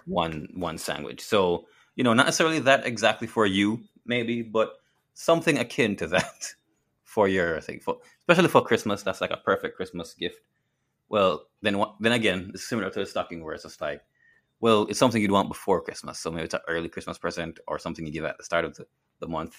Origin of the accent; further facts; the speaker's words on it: Jamaica; as a Jamaican